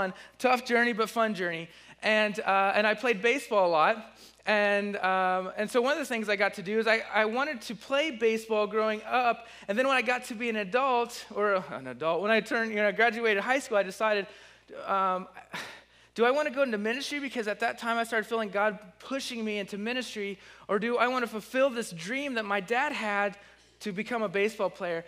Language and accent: English; Bluffton, Indiana, United States; moved away as an adult; also born or lived in Ohio / Missouri; now in Muncie, United States; I'm from Bluffton, Indiana. I've been living in Ohio and Missouri for the last 10 years